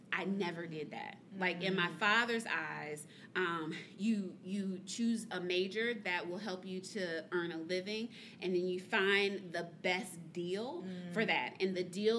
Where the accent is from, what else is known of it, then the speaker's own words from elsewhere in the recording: Columbia, Mississippi, United States; I'm from Columbia, Mississippi.